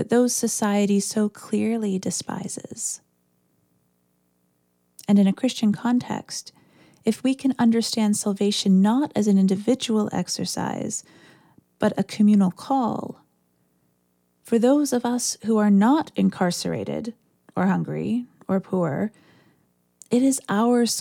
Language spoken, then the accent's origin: English; Orillia, Ontario, Canada; I grew up near Orillia, Ontario, which has a population of about 30,000